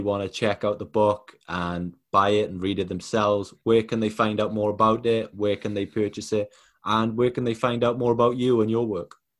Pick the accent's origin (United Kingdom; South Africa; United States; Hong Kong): United Kingdom; Wales; I'm from Wales.